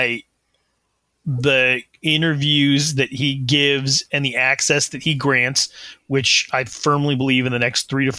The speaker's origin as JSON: {"language": "English", "region": "Wyoming", "country": "United States", "said": "I'm from Wyoming."}